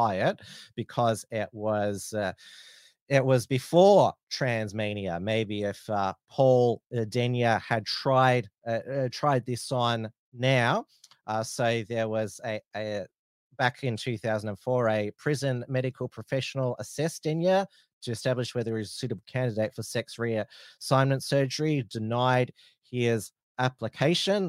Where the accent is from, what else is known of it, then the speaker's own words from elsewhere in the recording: Frankston, Victoria, Australia; I grew up in the Frankston area. I still live close to Frankston